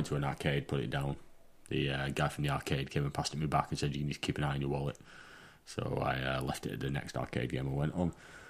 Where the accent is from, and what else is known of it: England, United Kingdom